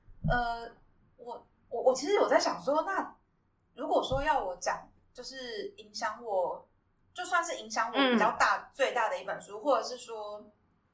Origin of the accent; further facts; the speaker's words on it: Miaoli County, Taiwan; moved away; 因为我老家是苗栗国